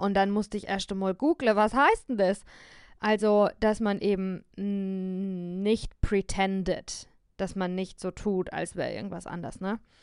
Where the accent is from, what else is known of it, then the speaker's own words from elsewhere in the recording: near Heidelberg, Baden-Württemberg, Germany; accent: southern German High German, local dialect; also born or lived in Berlin; ich bin in Süddeutschland geboren, in der Nähe von Heidelberg und äh, dort spricht man Dialekt